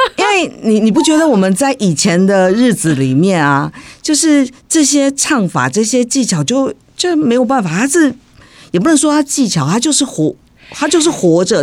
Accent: Tainan, Taiwan; 我从小生长，我是台南人。台南人。那我们家里讲的都是台语

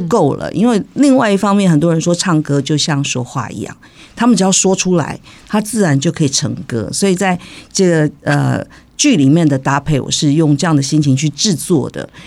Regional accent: Tainan, Taiwan; 我从小生长，我是台南人。台南人。那我们家里讲的都是台语

